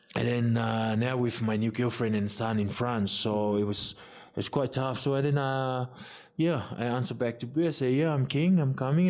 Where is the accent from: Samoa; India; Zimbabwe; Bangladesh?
Samoa; growing up in Samoa